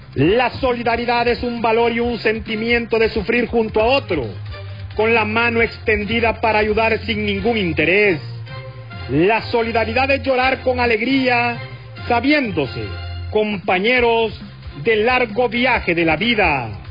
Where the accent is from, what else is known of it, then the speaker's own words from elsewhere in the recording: Honduras; como pueblo hondureño